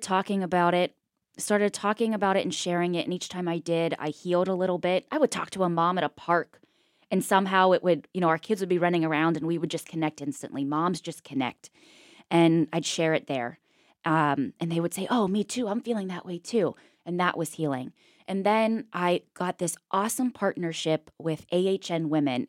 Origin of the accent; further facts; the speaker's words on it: Pittsburgh, Pennsylvania, United States; moved away as an adult; I'm from Pittsburgh